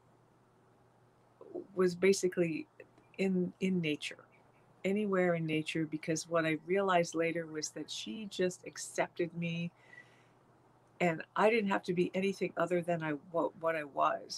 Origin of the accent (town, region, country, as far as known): Virginia, United States; born or raised there; moved away as an adult; also born or lived in San Francisco, California / Canada